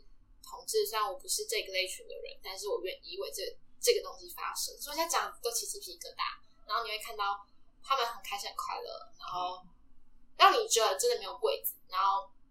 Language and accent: Chinese; Nantou County, Taiwan; moved away as an adult; also born or lived in Taipei; 那时候我是南投人